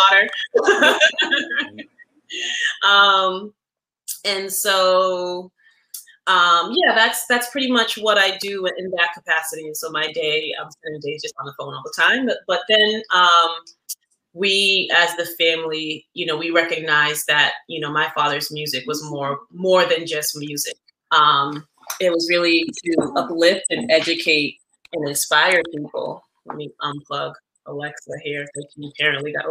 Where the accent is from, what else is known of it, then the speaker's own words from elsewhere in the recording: Boston, Massachusetts, United States; also born or lived in Jamaica; I was born in Jamaica, but raised in Boston